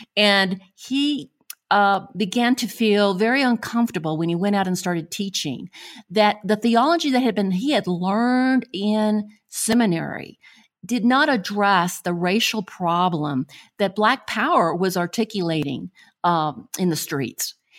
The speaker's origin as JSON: {"language": "English", "region": "Buenos Aires", "country": "Argentina", "tie": "born or raised there", "moved": "yes", "said": "I was born in Buenos Aires, Argentina"}